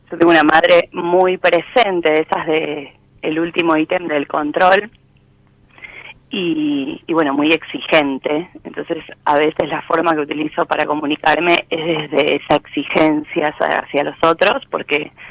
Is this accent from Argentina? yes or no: yes; Florencio Varela, Buenos Aires Province, Argentina; De Florencio Varela